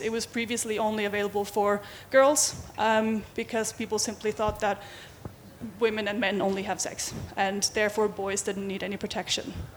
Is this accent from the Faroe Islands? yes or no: yes; Faroe Islands; now in Denmark; I am from the Faroe Islands. I don't live there. I've lived in Denmark for many years